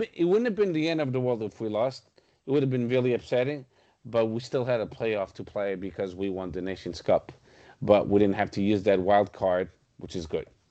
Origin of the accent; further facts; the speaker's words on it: Portugal; close to my hometown, Sgeda